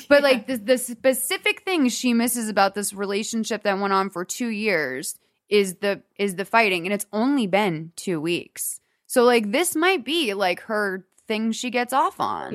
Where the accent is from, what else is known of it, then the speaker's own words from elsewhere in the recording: Boston, Massachusetts, United States; now in Los Angeles, United States; we grew up in Boston